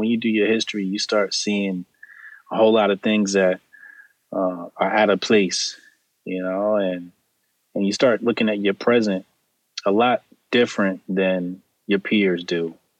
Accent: New Jersey, United States; Jersey. I'm a Jersey boy. The internet will tell you I'm from Brooklyn. My grandfather had a building in Brooklyn, but I'm not from Brooklyn. I'm from Jersey.

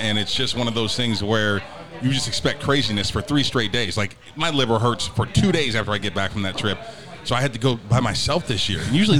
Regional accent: Northeastern Ohio, United States; I'm from Northeastern Ohio.

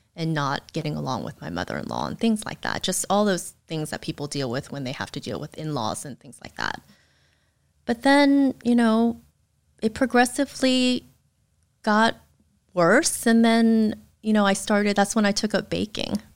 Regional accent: United States; being raised in the States

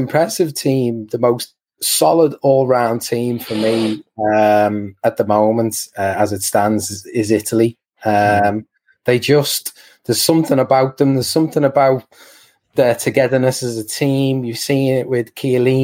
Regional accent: England, United Kingdom; as an Englishman

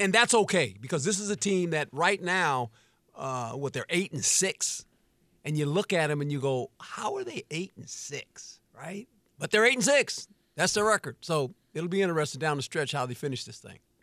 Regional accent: West Coast, United States; I'm a West Coast guy, and so I grew up on the West Coast

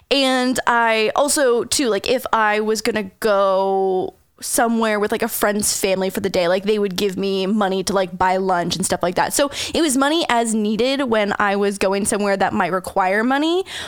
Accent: St. Catharines, Ontario, Canada; moved away; also born or lived in Toronto; for anyone that's listening who happens to live in St. Catharines, Ontario, Canada, it was in Port Dalhousie, which is like this tiny, cute little touristy town.

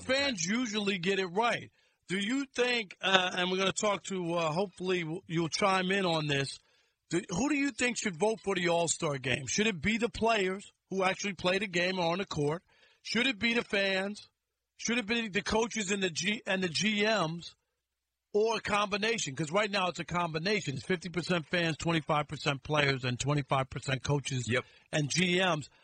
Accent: New York, United States; I'm from Jamaica, Queens

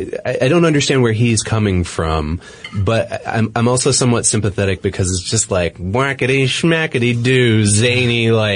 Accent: Boston, Massachusetts, United States; moved away; I'm from Boston, and I'm very familiar with Harvard University. I lived right near there for a long time

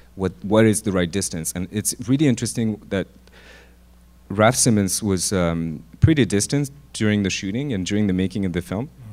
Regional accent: Lyon, Auvergne-Rhône-Alpes, France; moved away as an adult; also born or lived in Paris; I grew up in Lyon

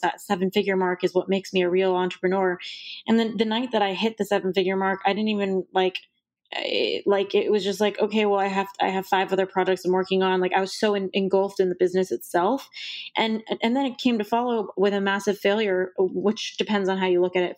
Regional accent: Los Angeles, California, United States; growing up in Los Angeles, fully, you know, par-, parents who were born here

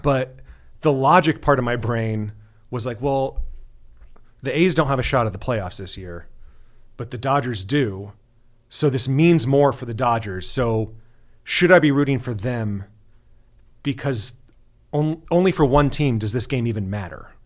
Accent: Bay Area, California, United States; moved away; I'm, I'm from the Bay Area originally, so, uh, raised an A's fan

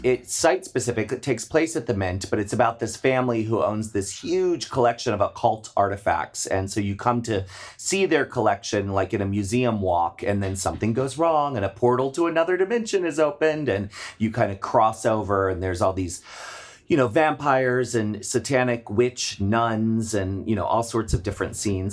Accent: Maryland, United States; I grew up in Maryland.

